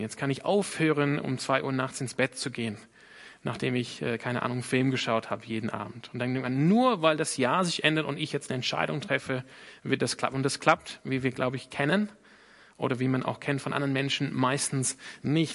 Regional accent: Sydney, New South Wales, Australia; German is a second language; now in Germany; ich komme aus Sydney in Australien.

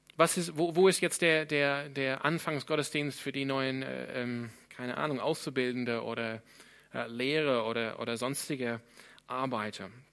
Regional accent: Sydney, New South Wales, Australia; German is a second language; now in Freiburg, Germany; Ich komme ursprünglich aus Sydney in Australien und bin einer der Pastoren hier.

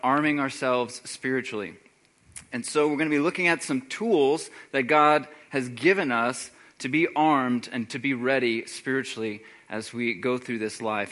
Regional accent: Texas, United States; moved away; I'm originally from Texas

